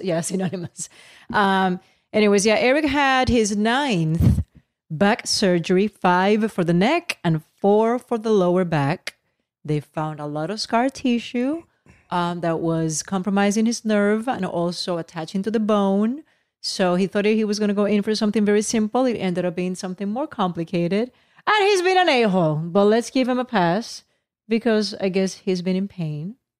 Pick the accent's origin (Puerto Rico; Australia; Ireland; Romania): Puerto Rico; now in Los Angeles, United States; I'm Puerto Rican, born and raised in Puerto Rico